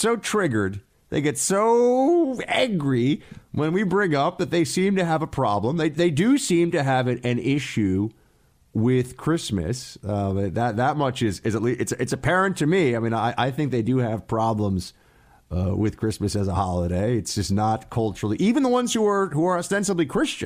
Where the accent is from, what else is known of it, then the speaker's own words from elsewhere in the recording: New York, United States; Trump's home state, my home state